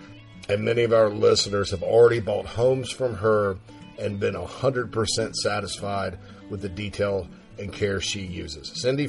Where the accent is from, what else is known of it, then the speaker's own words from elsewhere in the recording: Spartanburg, South Carolina, United States; my hometown of Spartanburg, South Carolina